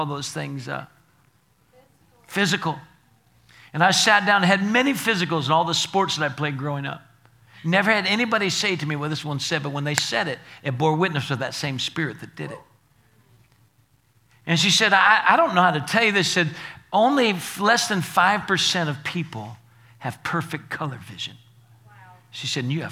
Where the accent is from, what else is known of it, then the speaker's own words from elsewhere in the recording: Naples, Florida, United States; moved away as an adult; now in Alabama, United States; I was from Naples, Florida, and I came to Alabama here